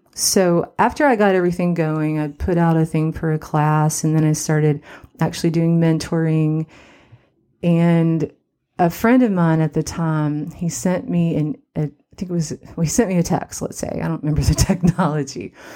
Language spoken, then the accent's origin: English; Cottage Hill, West Virginia, United States; now in Los Angeles, United States; I'm from Cottage Hill, West Virginia